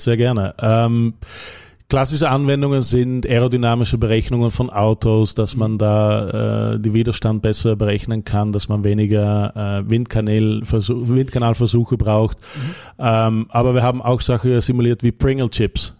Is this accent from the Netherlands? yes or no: yes; Netherlands; German is a second language; moved away as an adult; also born or lived in Belgium / Leoben, Austria; now in Austria; ich bin Niederländer